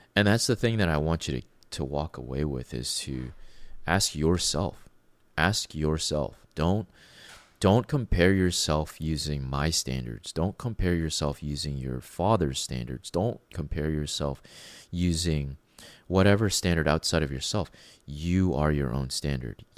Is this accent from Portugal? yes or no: no; Canada; being a Canadian